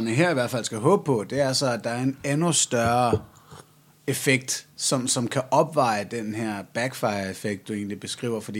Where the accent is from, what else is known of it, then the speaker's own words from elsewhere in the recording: Jutland, Denmark; jeg er jyder